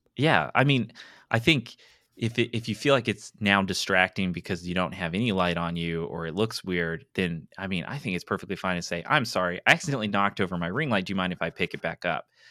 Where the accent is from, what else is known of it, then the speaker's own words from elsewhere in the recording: East Tennessee, United States; moved away as an adult; now in Mobile, United States; I grew up in East Tennessee, and it was all Eastern time